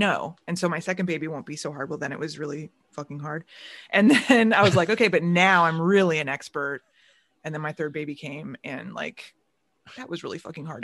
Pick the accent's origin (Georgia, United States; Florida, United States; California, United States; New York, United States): Florida, United States; Orlando; moved away as an adult; now in Chicago, United States; growing up in Orlando